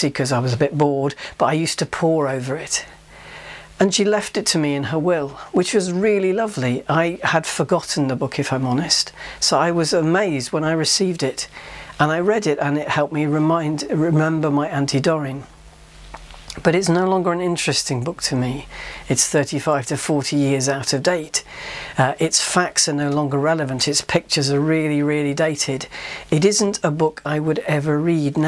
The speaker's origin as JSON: {"language": "English", "region": "Yorkshire and the Humber", "country": "United Kingdom", "tie": "born or raised there", "said": "Growing up in Yorkshire"}